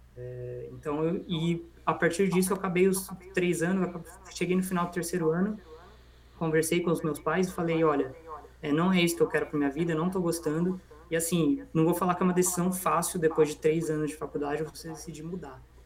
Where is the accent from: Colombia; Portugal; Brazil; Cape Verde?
Brazil; Valinhos, São Paulo; also born or lived in Vinhedo / São Carlos / Limeira; eu moro em Valinhos desde 2005, então já fazem aí 15 anos. E então eu tenho bastante convivência aí com a cidade, a maior parte da minha vida eu morei aqui. Antes, antes disso eu morei em Vinhedo